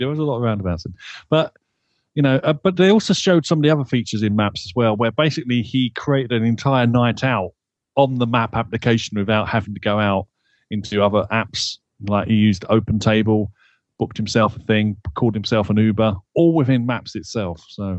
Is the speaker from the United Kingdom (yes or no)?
yes; United Kingdom; because I'm British. what do you think I'm gonna say?